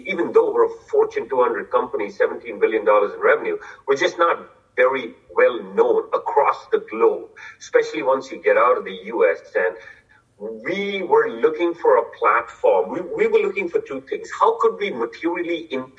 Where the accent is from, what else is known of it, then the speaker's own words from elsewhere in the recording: India; moved away as an adult; also born or lived in Dallas; now in United States; I grew up in India